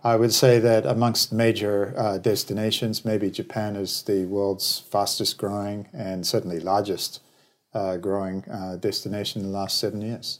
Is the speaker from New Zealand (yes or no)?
yes; New Zealand; moved away; also born or lived in Australia; originally I'm from New Zealand, then emigrated to Australia.